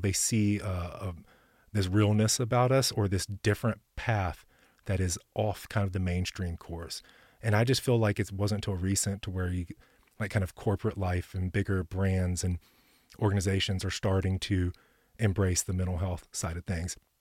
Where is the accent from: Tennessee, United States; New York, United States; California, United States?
Tennessee, United States; Ashland City; also born or lived in Texas / Florida; now in Nashville, United States; I was born in Texas, and then around eight years old, we transplanted to Middle Tennessee